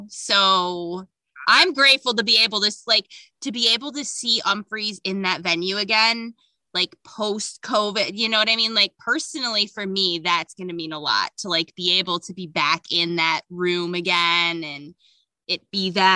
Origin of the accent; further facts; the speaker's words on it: Buffalo, New York, United States; I'm from Buffalo.